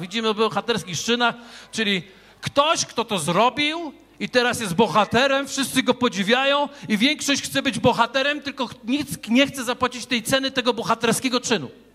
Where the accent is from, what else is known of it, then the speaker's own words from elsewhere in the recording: Wrocław, Lower Silesian Voivodeship, Poland; ja z Wrocławia